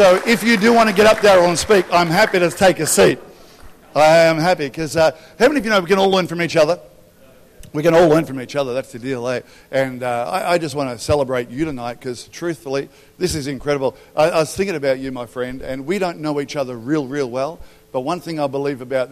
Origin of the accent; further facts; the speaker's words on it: Albury, New South Wales, Australia; I grew up in Albury